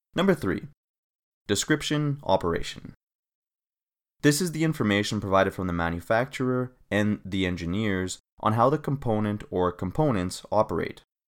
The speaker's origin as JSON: {"language": "English", "country": "Canada", "also_born_or_lived": "Australia", "moved": "as an adult", "said": "my home country, Canada"}